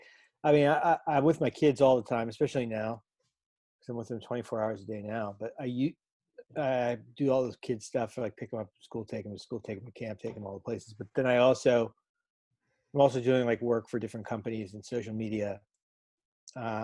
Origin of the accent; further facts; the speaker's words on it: North Miami, Florida, United States; I grew up in South Florida. I grew up in North Miami